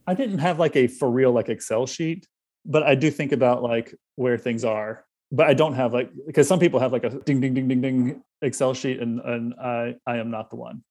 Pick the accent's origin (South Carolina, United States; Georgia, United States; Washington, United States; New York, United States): South Carolina, United States; moved away; Brandon and I are both from South Carolina